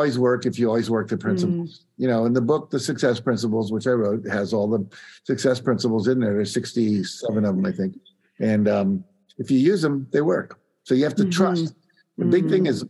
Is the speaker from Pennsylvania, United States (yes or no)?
no; West Virginia, United States; I grew up in West Virginia, which, you know, was one of the poorer states in the union back then, still is.